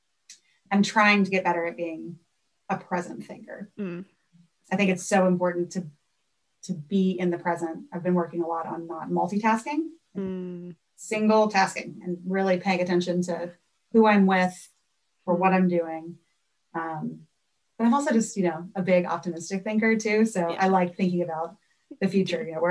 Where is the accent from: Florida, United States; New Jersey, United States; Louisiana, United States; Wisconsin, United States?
Louisiana, United States; New Orleans; moved away; I'm from New Orleans. love gold food, grew up fishing in Lake Pontchartrain and the bayous